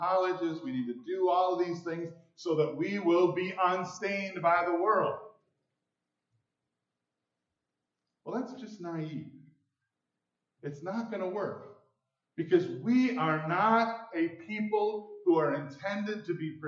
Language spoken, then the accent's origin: English; Mount Pleasant, Michigan, United States; now in Grand Rapids, United States; I'm from Grand Rapids now, but I grew up in Mount Pleasant